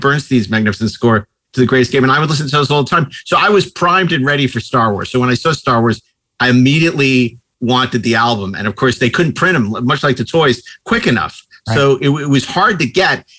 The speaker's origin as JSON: {"language": "English", "region": "New York", "country": "United States", "tie": "born or raised there", "said": "growing up in New York"}